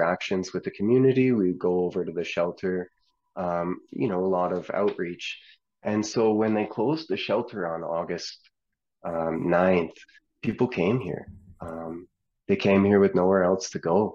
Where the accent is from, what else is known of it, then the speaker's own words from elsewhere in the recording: Edmonton, Alberta, Canada; now in Wetaskiwin, Canada; I'm from Edmonton.